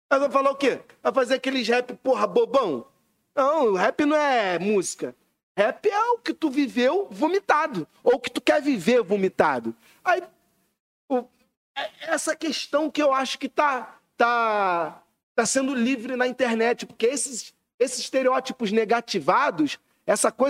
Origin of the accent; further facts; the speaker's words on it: Rio de Janeiro, Brazil; also born or lived in Recreio dos Bandeirantes / Madureira / Campinho; Eu sou criança da freguesia do recreio, sempre fiquei nos dois assim. Mas sou mais freguesia, sem, sem dúvida. Mas é a mesma coisa, o recreio só tem praia, mas é a mesma, a mesma cultura